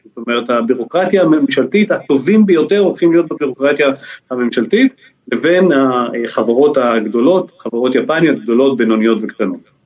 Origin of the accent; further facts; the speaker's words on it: Israel; בתור ישראלי